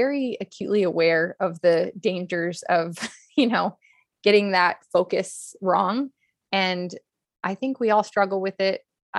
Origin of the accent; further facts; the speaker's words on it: Hollywood, California, United States; And then I've also got the growing up in Hollywood